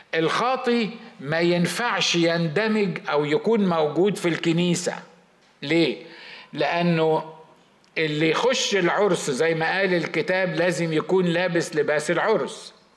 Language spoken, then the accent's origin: Arabic; Egypt; عندنا في مصر